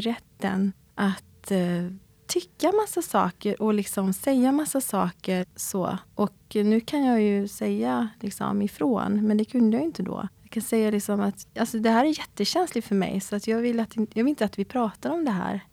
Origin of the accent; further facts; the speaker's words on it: Sweden; also born or lived in South Korea; jag är adopterad och jag kom till Sverige när jag var åtta månader